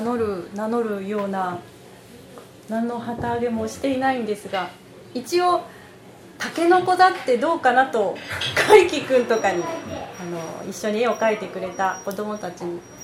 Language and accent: Japanese; Kunisaki, Oita, Japan; also born or lived in Beppu; 国崎生まれの国崎育ちです